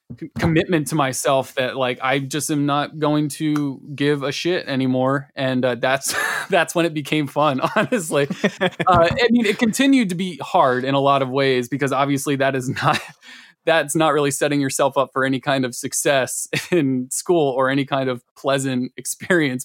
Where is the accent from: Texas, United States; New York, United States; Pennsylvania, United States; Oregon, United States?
Pennsylvania, United States; Malvern; I grew up in Malvern, uh, which is a little turd